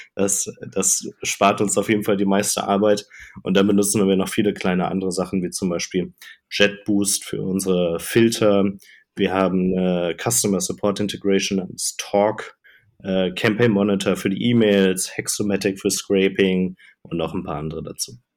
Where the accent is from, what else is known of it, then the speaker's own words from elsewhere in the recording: Cologne region, North Rhine-Westphalia, Germany; moved away as an adult; also born or lived in Hamburg / Denmark / Ireland; Ich komme so ursprünglich aus der Kölner Region